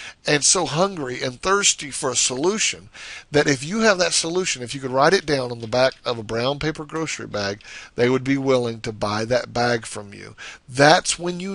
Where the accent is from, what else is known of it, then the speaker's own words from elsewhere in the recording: the South, United States; I guess you can tell I'm from the South.